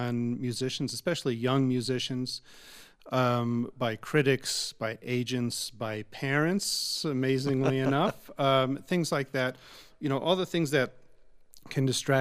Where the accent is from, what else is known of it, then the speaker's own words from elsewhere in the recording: Long Island, New York, United States; We grew up on Long Island together